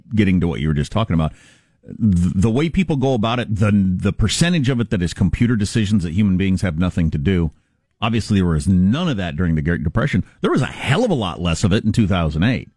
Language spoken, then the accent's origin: English; Kansas, United States; moved away; in Kansas, my, my home state